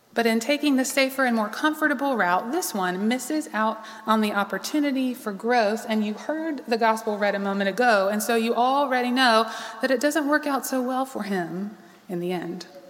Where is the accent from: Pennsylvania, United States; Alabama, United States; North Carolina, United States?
North Carolina, United States; Charlotte; also born or lived in Raleigh; I lived here all my life.